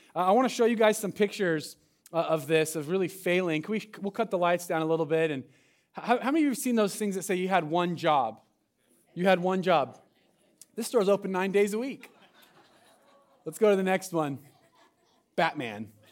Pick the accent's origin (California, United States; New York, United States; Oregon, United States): Oregon, United States; Medford; moved away; I'm from Southern Oregon and Medford area